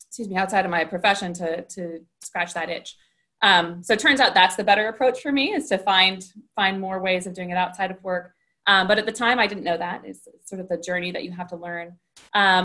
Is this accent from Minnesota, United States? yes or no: yes; Northfield, Minnesota, United States; moved away; also born or lived in Williamstown, Massachusetts; I grew up in Northfield, Minnesota, about a stone's throw from the St. Olaf College campus